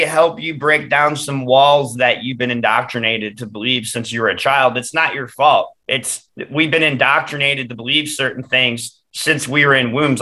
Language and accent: English; Detroit, Michigan, United States; growing up in Metro Detroit